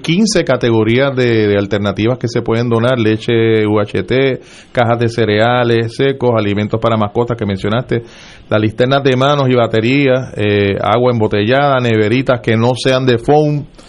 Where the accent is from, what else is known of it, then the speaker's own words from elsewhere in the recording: Puerto Rico; somos una nación distinta